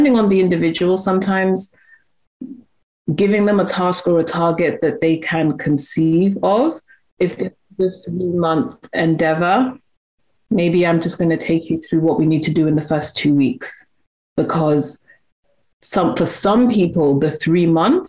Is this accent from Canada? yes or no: no; United Kingdom; also born or lived in Nigeria; I'm British and I'm Nigerian as well